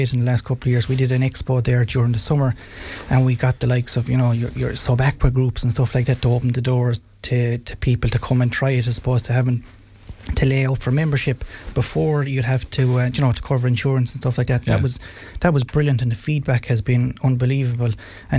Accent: County Clare, Ireland; when we were growing up in West Clare, we were lucky to play with Kilmurry

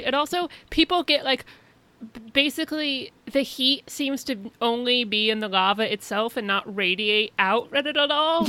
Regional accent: Indiana, United States; I spent a lot of time in basements as a kid because I grew up in Indiana.

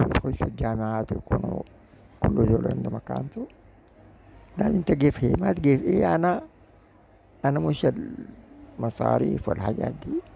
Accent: Sudan; واقعنا كسودانيين

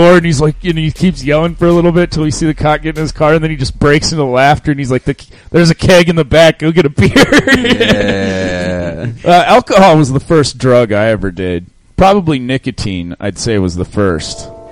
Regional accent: South Dakota, United States; I grew up in South Dakota, where that's all there was to do was drugs

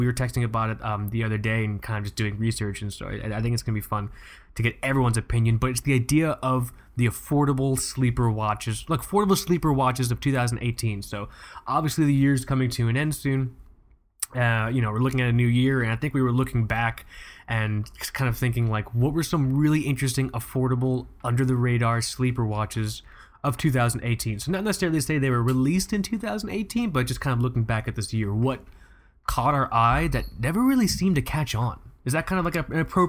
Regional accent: Florida, United States; now in East Coast, United States; we're both from Florida

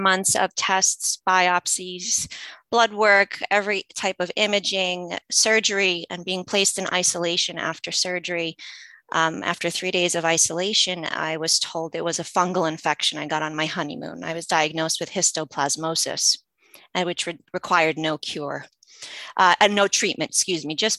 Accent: United States; English is a second language; I've been navigating U.S. healthcare since I was a kid. And just some background, I didn't speak English as a child

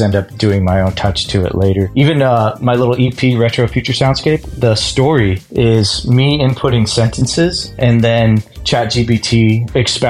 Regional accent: Los Angeles, California, United States; I grew up in Los Angeles

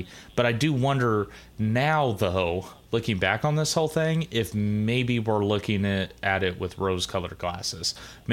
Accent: United States; we're Americans

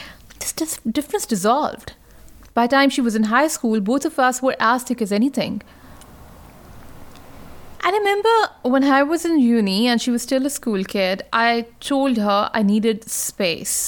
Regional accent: Pakistan; now in Australia; my home country, Pakistan

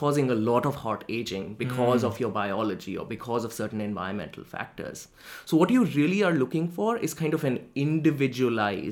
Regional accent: Delhi, India; moved away as an adult; now in New Haven, United States; I was born in Delhi, India, which is the capital of India, and I was born there, I lived there, I was raised there, went to school there, went to college there, did pretty much everything in Delhi before moving to New Haven.

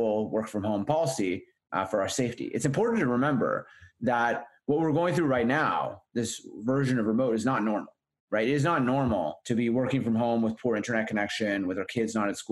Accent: Winnipeg, Manitoba, Canada; moved away; in Winnipeg, in my hometown

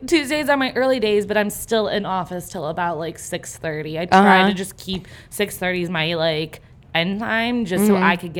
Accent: Chicago, Illinois, United States; I grew up on the North Side.

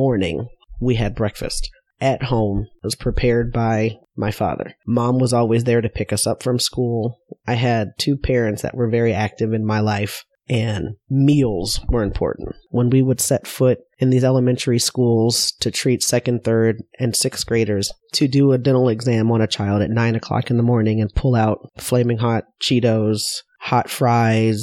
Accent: Cleveland, Ohio, United States; also born or lived in Pittsburgh, Pennsylvania; I'm from Cleveland, Ohio.

